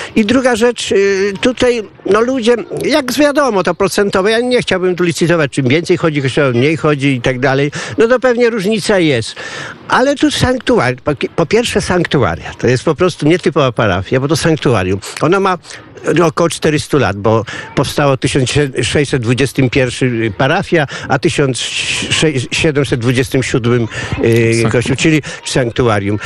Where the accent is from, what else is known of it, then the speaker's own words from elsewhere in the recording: Janów area, Lublin Voivodeship, Poland; moved away as an adult; also born or lived in Zamość region; now in Tomaszów Lubelski, Poland; sam nie pochodzę z Zamojszczyzny, aż tam z części janowskiej, tak po części lubelskiej